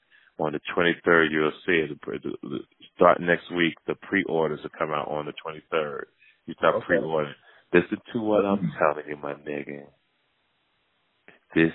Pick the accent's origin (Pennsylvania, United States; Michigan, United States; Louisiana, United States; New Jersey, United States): New Jersey, United States; Jersey City; my hometown, Jersey City